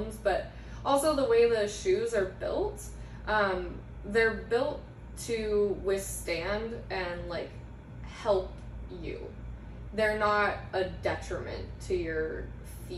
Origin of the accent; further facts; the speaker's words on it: Forest Grove, Oregon, United States; I grew up in Forest Grove